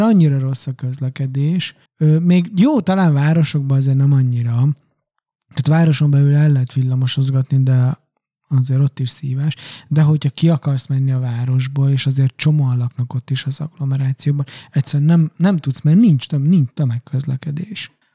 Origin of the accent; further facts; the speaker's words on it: Transylvania, Romania; moved away; Románia az én eredeti hazám, a szülőföldem, jó, azon belül Erdély